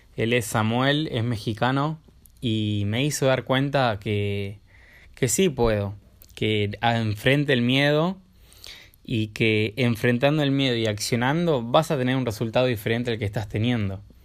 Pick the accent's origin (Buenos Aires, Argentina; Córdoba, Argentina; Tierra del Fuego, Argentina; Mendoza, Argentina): Buenos Aires, Argentina; soy de Buenos Aires